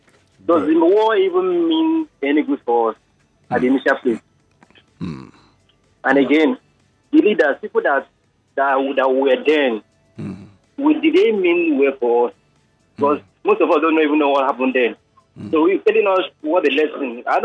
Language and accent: English; Nigeria; I just came to Nigeria, or I was born in Nigeria.